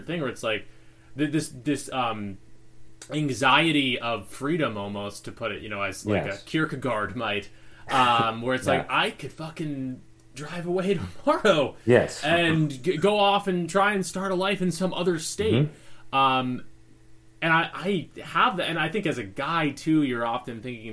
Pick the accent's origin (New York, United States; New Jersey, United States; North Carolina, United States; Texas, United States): New York, United States; Syracuse; moved away as an adult; now in Los Angeles, United States; I grew up on the East Coast. I was born in Syracuse, New York